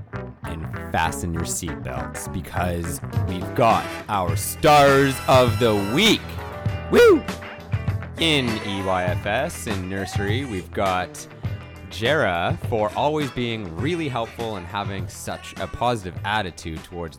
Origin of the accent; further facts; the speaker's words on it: Canada; as a Canadian I should know, it requires a lot of resilience.